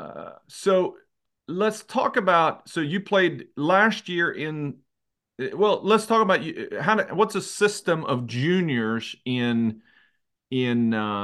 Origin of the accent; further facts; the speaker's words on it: Sweden; growing up in Sweden